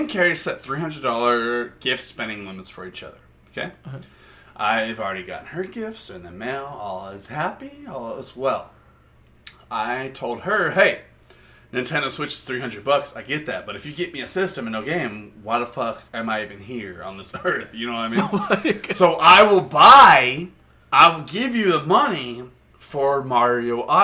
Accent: United States; I'm American

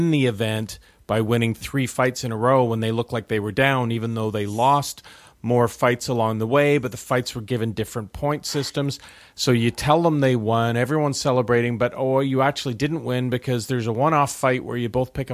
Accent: Canada; as a Canadian

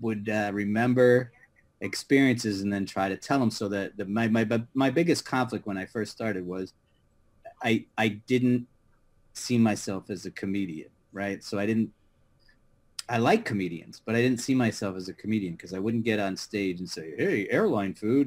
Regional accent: Connecticut, United States; now in New York City, United States; I grew up in Connecticut, and I'm the youngest of five boys

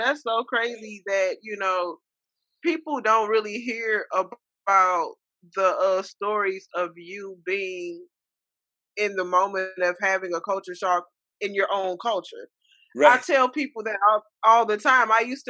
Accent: Minneapolis, Minnesota, United States; also born or lived in Webster Groves; That's my hometown, Minnesota.

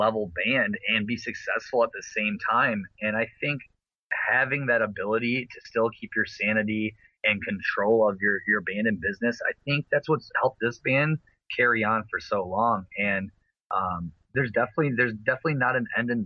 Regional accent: Flint, Michigan, United States; Flint here, my hometown

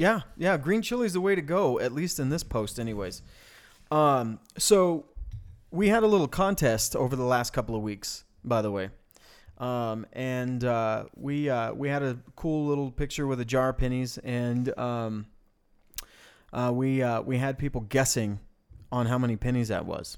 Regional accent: Farmington, New Mexico, United States; moved away; also born or lived in Bloomfield, New Mexico; we come from the Four Corners area, right? Um, which is, I mean, that's, we, we, we were in Farmington and Bloomfield

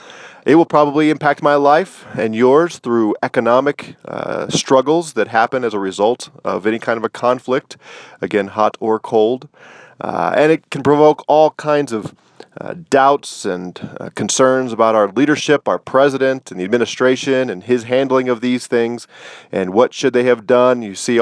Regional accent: United States; because I am an American

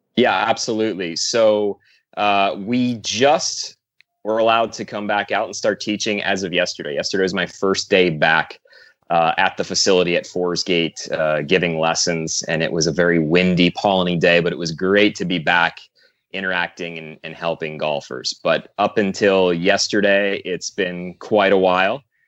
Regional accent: New Jersey, United States; I played pretty much every sport underneath the sun growing up in New Jersey.

